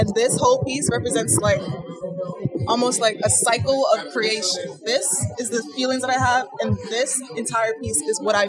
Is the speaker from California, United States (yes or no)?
no; New York City, New York, United States; I'm from Brooklyn, New York